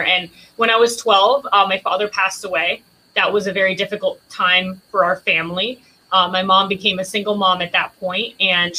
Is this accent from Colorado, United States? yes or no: no; Palm Springs, Florida, United States; also born or lived in San Germán, Puerto Rico; I was born in Puerto Rico in San Germán, and I moved to Palm Beach County when I was 7 years old.